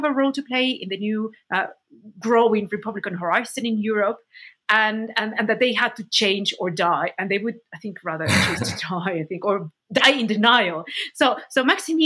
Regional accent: Puebla, Mexico; my hometown of Puebla

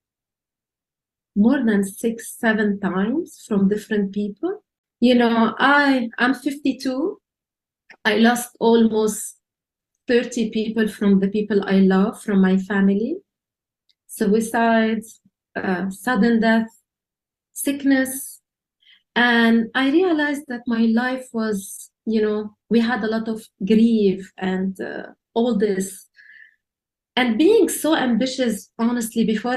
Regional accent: Lebanon; I was born in Lebanon

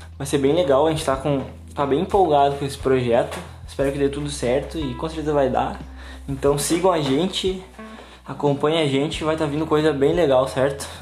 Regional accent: São Gabriel, Rio Grande do Sul, Brazil; now in Santa Maria, Brazil; eu moro em Santa Maria atualmente, mas fui nascido e criado em São Gabriel

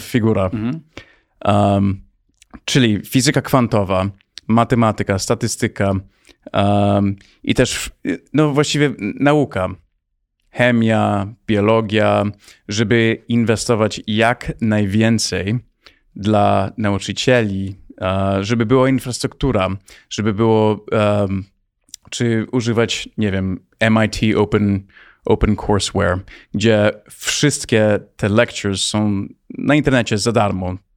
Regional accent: United States; moved away as an adult; also born or lived in Poland / Palo Alto, California; now in Warsaw, Poland; urodziłem się w Polsce. Miałem 9 miesięcy, jak wyjechałem do Stanów i wróciłem 3 lata temu

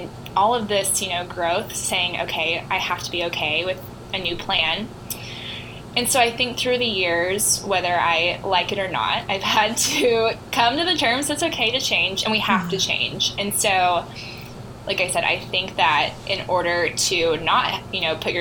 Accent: the Ozarks, United States; I am from the Ozarks

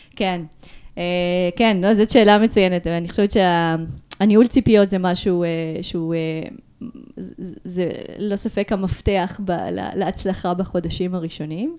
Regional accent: Ashdod, Southern District, Israel; moved away as an adult; also born or lived in Moldova / Tel Aviv, Israel; now in Barcelona, Spain; נולדתי במולדובה. עליתי לארץ בגיל שמונה, גדלתי באשדוד

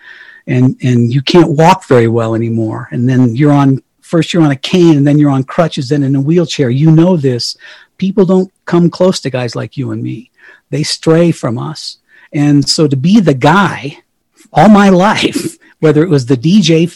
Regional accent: Colorado, United States; moved away; my hometown in Colorado where my mommy is

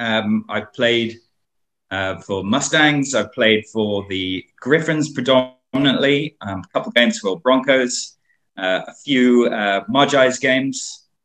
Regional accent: Hong Kong; I was born in Hong Kong

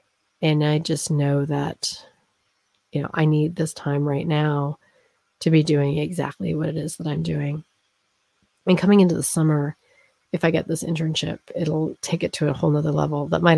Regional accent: East Coast, United States; now in Colorado, United States; because I grew up on the East Coast. I would come back frequently, and then I lived on the West Coast, and then I moved to Colorado.

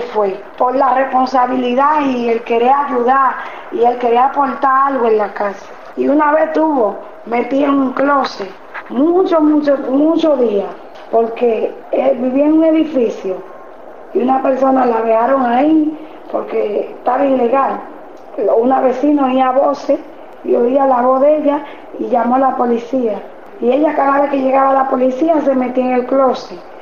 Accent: Dominican Republic; moved away as an adult; now in Buenos Aires, Argentina; en mi país nada cuesta un peso

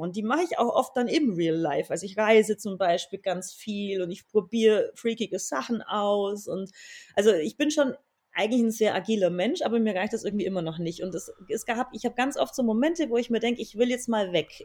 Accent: Swabian part, Bavaria, Germany; ich komme aus Bayern, wie man vermutlich auch hört, aus dem schwäbischen Teil

